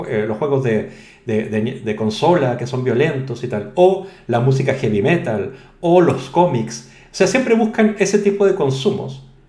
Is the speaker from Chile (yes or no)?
yes; Chile; now in Spain; yo soy español, pero también soy inmigrante, o sea, eso me quita un 0,1%, ¿no? Soy chileno, mestizo y todo